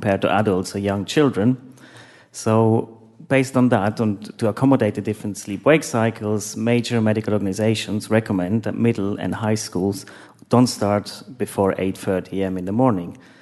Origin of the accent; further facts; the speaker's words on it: Switzerland; now in London, United Kingdom; I live in London, but originally I'm from Switzerland